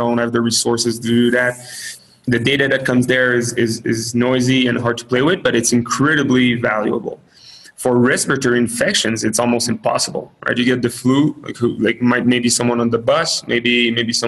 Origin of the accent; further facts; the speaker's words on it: Canada; now in United States; I'm Canadian